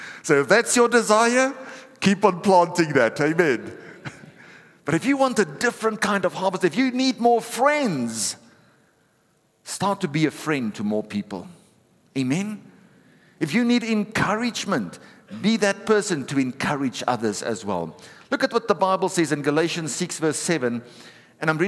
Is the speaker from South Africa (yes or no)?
yes; South Africa; I'm a South African